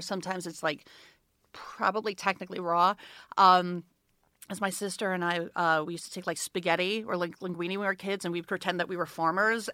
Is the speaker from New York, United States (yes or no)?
yes; New York, United States; I grew up in New York. I grew up in Brooklyn